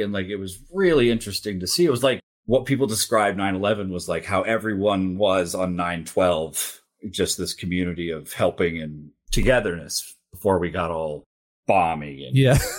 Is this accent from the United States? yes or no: no; Tokyo, Japan; born there; I was born in Tokyo. My parents were Christian missionaries, lived in a missionary community, went to a private Christian school.